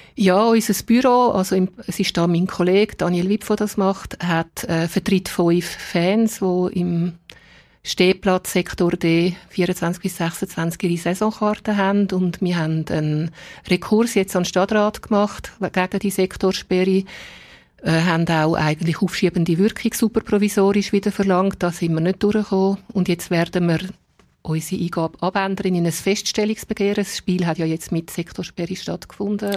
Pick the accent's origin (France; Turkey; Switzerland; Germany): Switzerland; Dietikon, Zurich; also born or lived in Altstetten, Zurich; now in Zurich, Switzerland; selber bin ich in Dietiken aufgewachsen als Fremdarbeiterkind